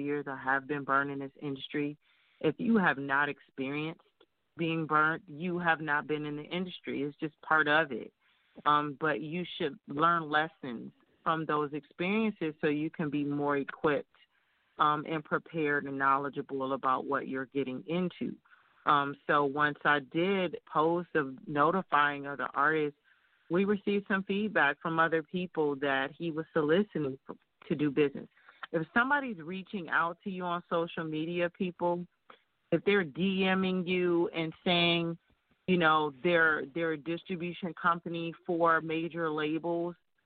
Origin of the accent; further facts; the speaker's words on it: Detroit, Michigan, United States; my hometown Detroit